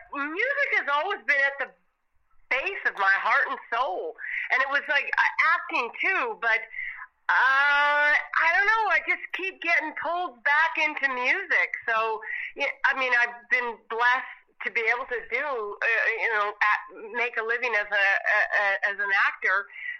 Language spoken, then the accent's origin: English; Kelowna, British Columbia, Canada; now in Toronto, Canada; I grew up out west. Out west. Yeah, I mean. Yeah, Kelowna, BC.